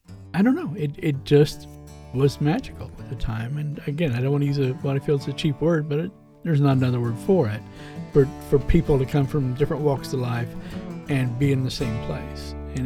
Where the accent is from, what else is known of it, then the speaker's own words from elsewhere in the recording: Bean Blossom, Indiana, United States; I met Slats during the Liar's Bench project. I grew up in Bing Blossom in bluegrass music.